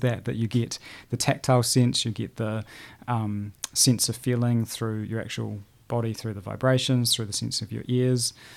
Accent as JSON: {"language": "English", "town": "Christchurch", "region": "Canterbury", "country": "New Zealand", "tie": "born or raised there", "also_born_or_lived": "New Plymouth / Hanmer Springs", "said": "I was born in the North Island, but I think I moved here when I was about six or eight weeks old. So I feel very much like a South Islander and a Cantabrian"}